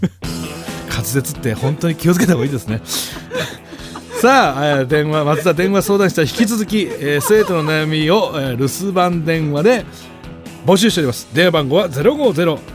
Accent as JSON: {"language": "Japanese", "region": "Gifu", "country": "Japan", "tie": "born or raised there", "said": "地元が岐阜"}